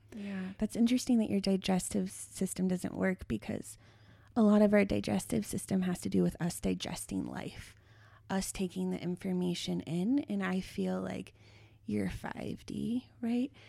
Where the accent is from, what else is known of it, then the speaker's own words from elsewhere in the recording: Longmont, Colorado, United States; I come from Longmont, Colorado, At the time I was a teenager, it had the highest rate of teen pregnancy in the United States